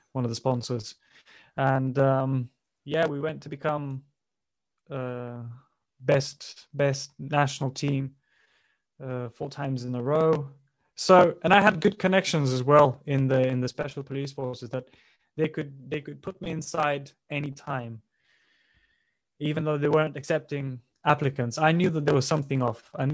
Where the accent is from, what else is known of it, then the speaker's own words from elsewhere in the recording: Bulgaria; moved away; I grew up in a very in a working class family in Bulgaria